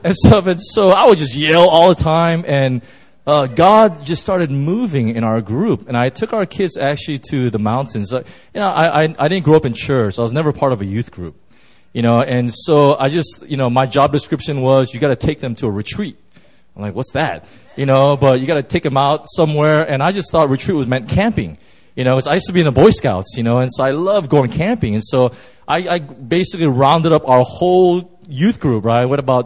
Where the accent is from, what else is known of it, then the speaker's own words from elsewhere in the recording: California, United States; I'm from Southern California, and I drove in my truck right from Southern Cal, and I drove all the way up to Yosemite.